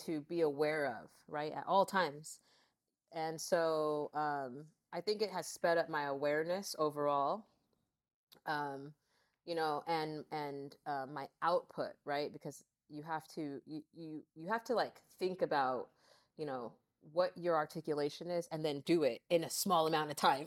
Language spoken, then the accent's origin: English; Lancaster, California, United States; now in Santa Monica, United States; we grew up in Lancaster, I moved out here to L A when I was seventeen